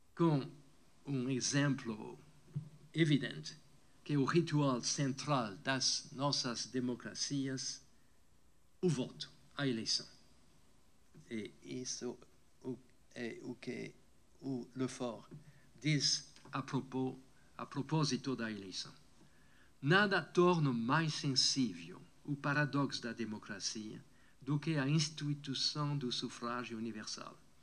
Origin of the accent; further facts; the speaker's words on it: France; Portuguese is a second language; moved away as an adult; also born or lived in Brazil; now in California, United States; a França, onde eu nasci